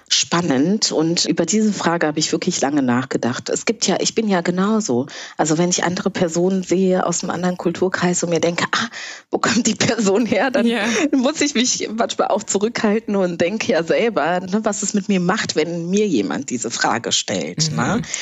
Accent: Berlin, Germany; Wenn mich jemand fragt, wo ich herkomme, antworte ich auch einfach, ja, ich komme aus Berlin.

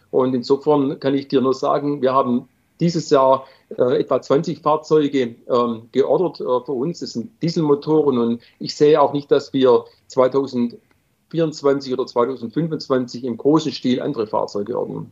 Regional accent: Swabia, Germany; ich bin Schwabe

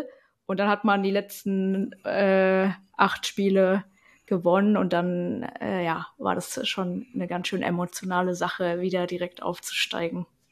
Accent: Leipzig, Saxony, Germany; ich komme aus Leipzig, bin da auch aufgewachsen

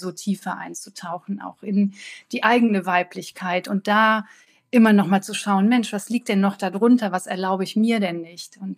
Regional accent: North Rhine-Westphalia, Germany; Ich komme hier aus Deutschland, aus Nordrhein-Westfalen, aus der Nähe von Düsseldorf

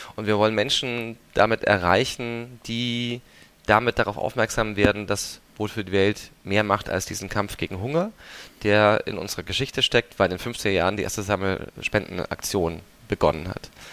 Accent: Swabia, Germany; now in Berlin, Germany; ich bin ja aus Schwaben

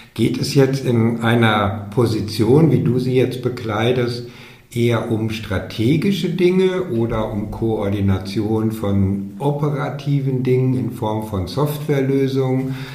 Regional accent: Dortmund, North Rhine-Westphalia, Germany; moved away; in meiner alten Heimat, in Dortmund

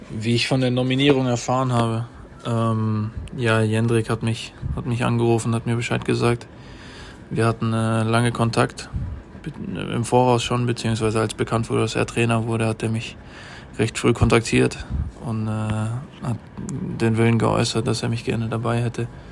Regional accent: Germany; ich freue mich natürlich als Deutscher

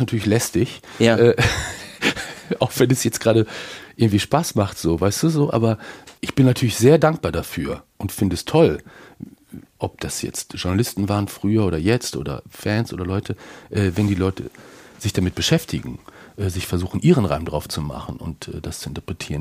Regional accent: Bielefeld, North Rhine-Westphalia, Germany; moved away; also born or lived in Hamburg; als Bielefelder, der ich bin

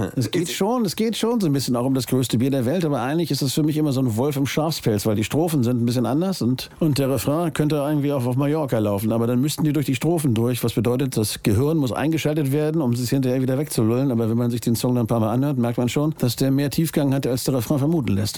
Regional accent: Hamburg, Germany; Ich bin Hamburger.

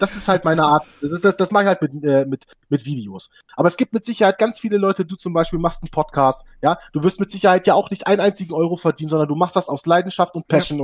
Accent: Hanover, Lower Saxony, Germany; ich komme aus dem Raum Hannover

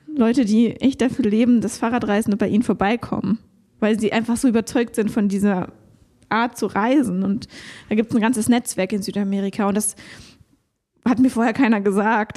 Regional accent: Konstanz, Baden-Württemberg, Germany; moved away; in meiner alten Heimat Konstanz

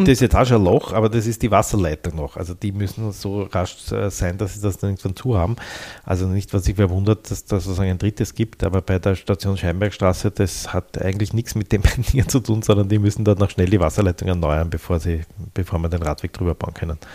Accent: Vienna, Austria; Ich habe da zehn Jahre lang gewohnt als Jugendlicher in der Bastiengasse, Nafgassenbereich und bin quasi täglich dort vorbeigekommen

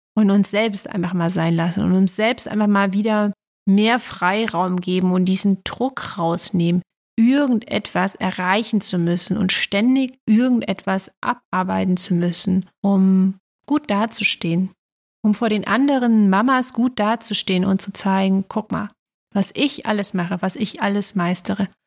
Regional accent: East Germany, Germany; bin ja in Ostdeutschland groß geworden

